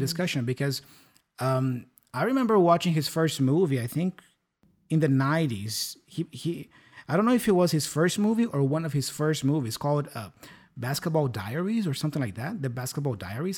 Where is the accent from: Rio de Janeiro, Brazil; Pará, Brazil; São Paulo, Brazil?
São Paulo, Brazil; English is a second language; now in Curitiba, Brazil; I am originally from São Paulo capital, and I, I was born and raised there